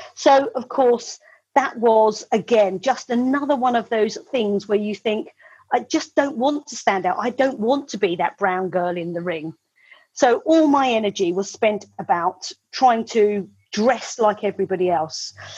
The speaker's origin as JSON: {"language": "English", "town": "Medway", "region": "South East England", "country": "United Kingdom", "tie": "born or raised there", "said": "I was born in Medway um, in the 1970s. Uh, I was born in the house that uh, my mum still lives"}